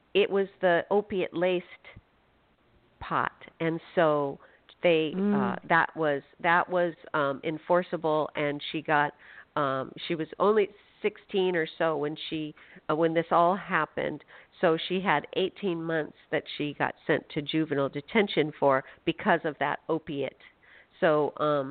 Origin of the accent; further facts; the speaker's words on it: Phoenix, Arizona, United States; now in Washington, United States; I'm from Phoenix